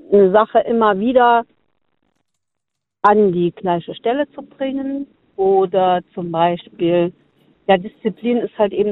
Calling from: Konz, Rhineland-Palatinate, Germany; Äh, hier, Konz.

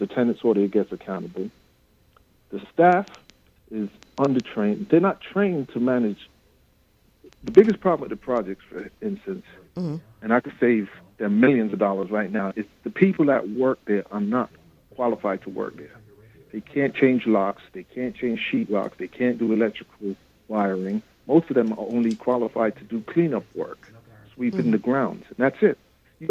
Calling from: Brooklyn, New York, United States; … from Brooklyn.

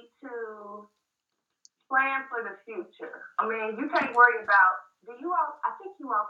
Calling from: Cincinnati, Ohio, United States; I'm calling from Cincinnati, where it's really kind of cold here today.

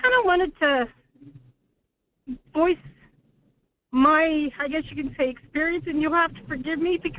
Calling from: Anchor Point, Alaska, United States; from Anchor Point.

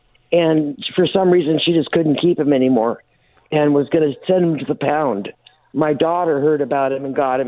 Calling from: Laughlin, Nevada, United States

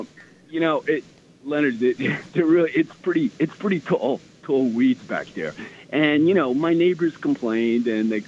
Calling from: New York City, New York, United States; I'm calling from Staten Island.

